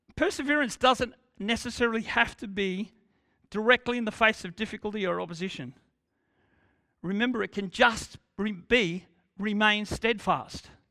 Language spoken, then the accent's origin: English; Australia; we are Australian